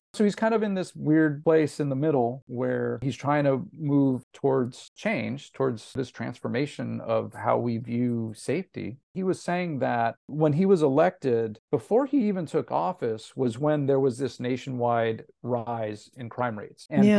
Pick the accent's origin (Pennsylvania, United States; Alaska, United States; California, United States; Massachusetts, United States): California, United States; Los Angeles; He's at USC in Los Angeles, and I'm from Los Angeles.